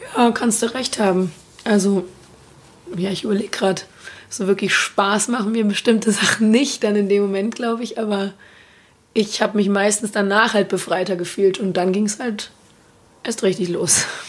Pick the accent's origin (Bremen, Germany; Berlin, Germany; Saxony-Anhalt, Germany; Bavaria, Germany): Berlin, Germany; ich bin ähm, aus Berlin, lebe da auch noch